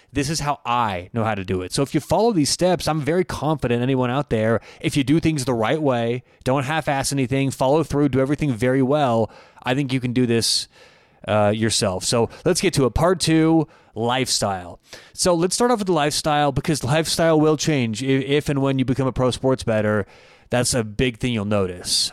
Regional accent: Denver, Colorado, United States; I grew up in Denver, Colorado. I still live in Denver

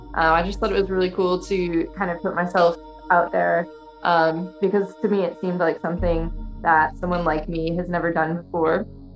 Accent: Florida, United States; moved away as an adult; now in London, United Kingdom; I'm currently an American living in London.

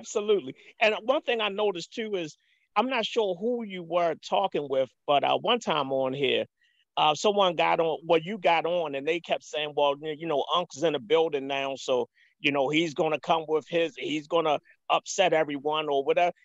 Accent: Baltimore, Maryland, United States; I'm from Baltimore, um, born and raised

